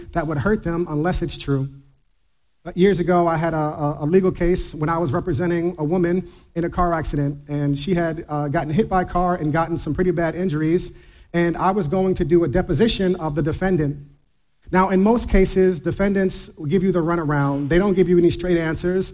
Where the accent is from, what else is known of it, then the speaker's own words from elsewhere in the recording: New York, United States; I grew up in New York